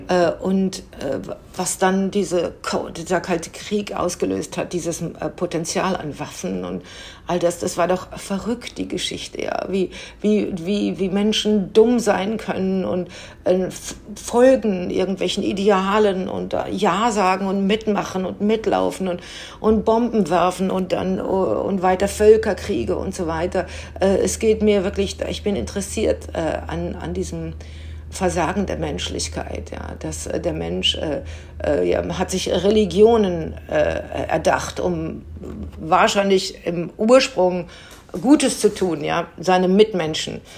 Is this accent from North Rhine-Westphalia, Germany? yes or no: yes; Münster, North Rhine-Westphalia, Germany; ich bin in Münster aufgewachsen, äh, sehr katholische Stadt